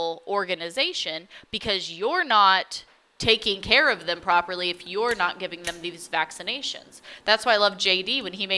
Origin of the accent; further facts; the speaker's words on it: United States; I'm saying that me as an American